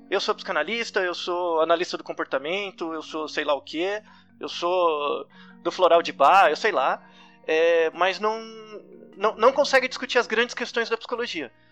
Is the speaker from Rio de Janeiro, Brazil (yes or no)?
no; São Paulo, Brazil; Eu nem sabia o que era USP. Né? Eu sou de São